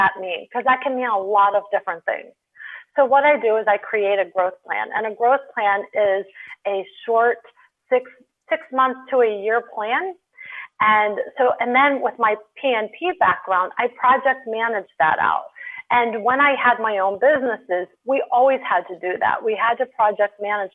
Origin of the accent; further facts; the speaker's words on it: Pittsburgh, Pennsylvania, United States; moved away as an adult; also born or lived in Delaware; I was working with International Pittsburgh, which is where I'm from